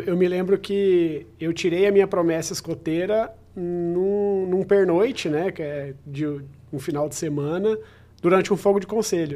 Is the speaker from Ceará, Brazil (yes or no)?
no; Araçatuba, São Paulo, Brazil; now in São José do Rio Preto, Brazil; Eu, como sou de Aracatuba, por exemplo, natural de Aracatuba